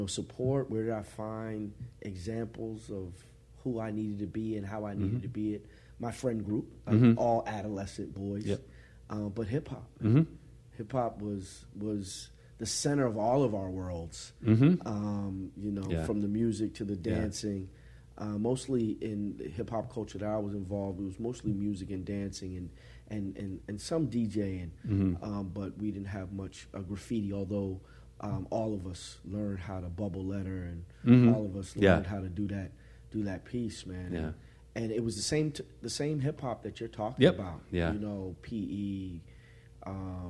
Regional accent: South Orange, New Jersey, United States; I grew up with, you know, in a mostly black and Jewish community in South Orange

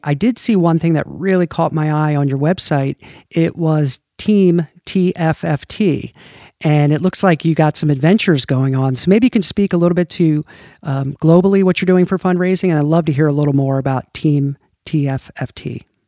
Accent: United States; I'm American

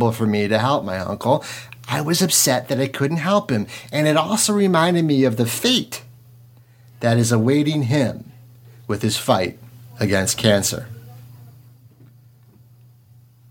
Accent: DeKalb, Illinois, United States; I am from DeKalb, Illinois, the headquarters of Monsanto

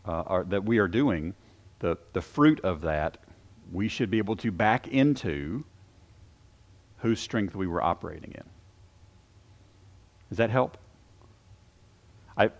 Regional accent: Shelbyville, United States; we had a garden growing up in Shelbyville

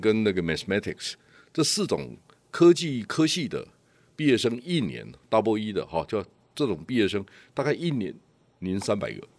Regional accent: Yilan County, Taiwan; 我是。是宜兰人

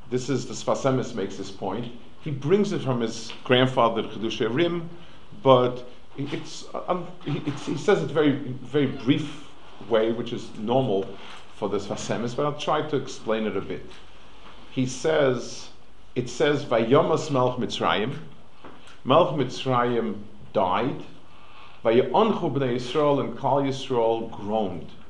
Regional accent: New York City, New York, United States; moved away; I grew up on the Lower East Side

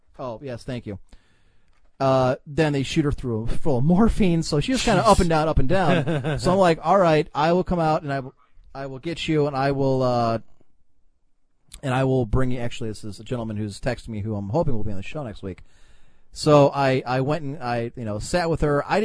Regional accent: Ohio, United States; we're from Ohio. We're not from Kentucky

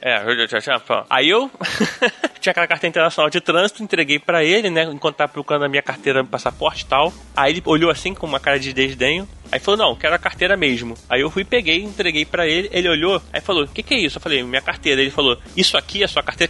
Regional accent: Brazil; sou do Brasil

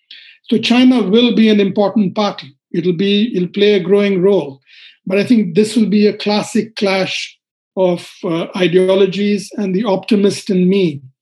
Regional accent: India; as an Indian

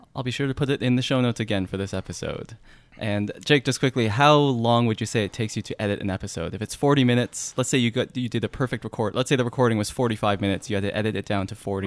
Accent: Canada; accent: Canadian; my Canadian accent

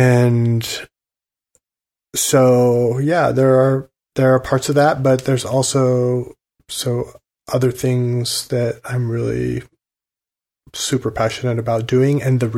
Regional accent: Oregon, United States; the Oregon Trail went through the town I grew up in Oregon.

